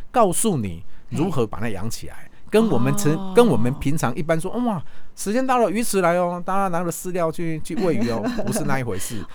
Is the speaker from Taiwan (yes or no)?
yes; Taiwan; 我们台湾